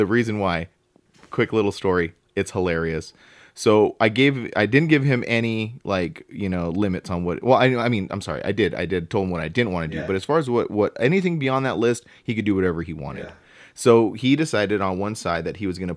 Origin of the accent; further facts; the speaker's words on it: Southern California, United States; I'm from Southern California